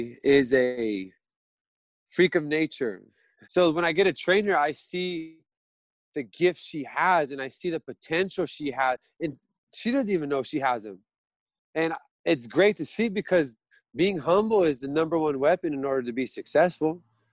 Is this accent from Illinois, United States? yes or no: no; Lindsay, California, United States; And understanding that I grew up born and raised in Lindsay, and it was a little closer to home because it is my home